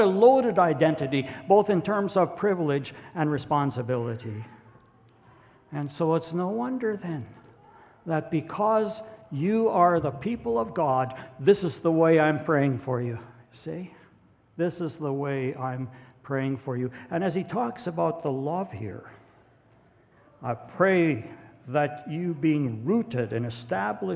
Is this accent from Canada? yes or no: yes; Grande Prairie, Alberta, Canada; I'm Norwegian, or I'm a farmer, grew up around Grand Prairie, Alberta.